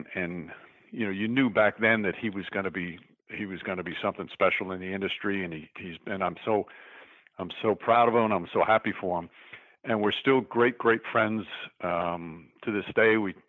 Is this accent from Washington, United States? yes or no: no; New York, United States; being in New York